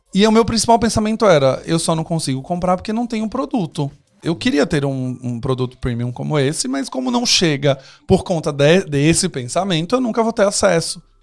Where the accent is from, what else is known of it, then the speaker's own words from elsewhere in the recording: Northeast Region, Brazil; eu sou nordestino